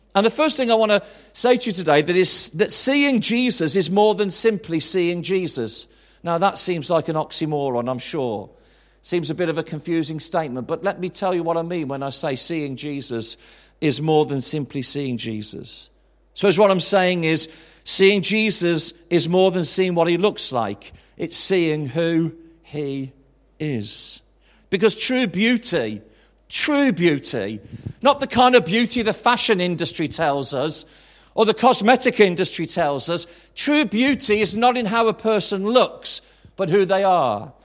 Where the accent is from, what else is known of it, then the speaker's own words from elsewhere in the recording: Tamworth, West Midlands, United Kingdom; also born or lived in Swansea / High Wycombe; now in Birmingham, United Kingdom; I'm from Tamworth